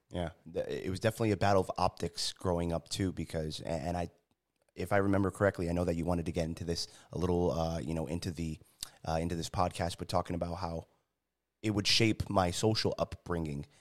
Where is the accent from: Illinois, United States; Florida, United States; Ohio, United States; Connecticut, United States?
Connecticut, United States; New Haven; moved away as an adult; also born or lived in San Diego, California; growing up in New Haven, uh, joined the military